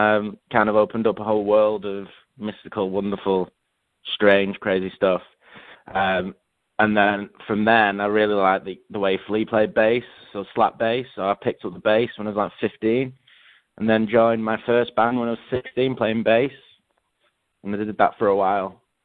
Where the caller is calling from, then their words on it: Manchester, North West England, United Kingdom; I'm calling from my flat in Manchester, the city centre.